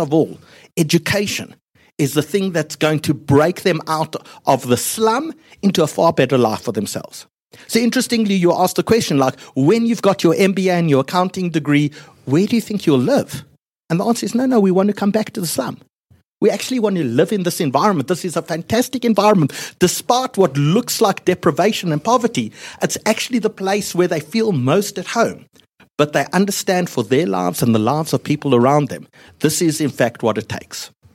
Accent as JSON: {"language": "English", "country": "South Africa", "said": "I come from South Africa."}